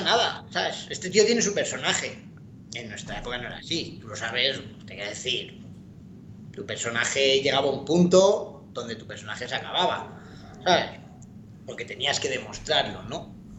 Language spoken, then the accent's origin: Spanish; Madrid, Community of Madrid, Spain; yo soy de Madrid